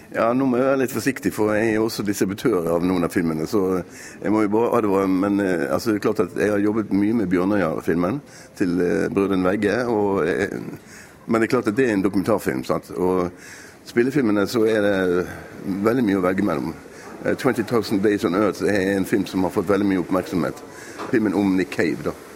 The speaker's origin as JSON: {"language": "Norwegian", "town": "Bergen", "region": "Vestland", "country": "Norway", "said": "Vi er jo bergensere"}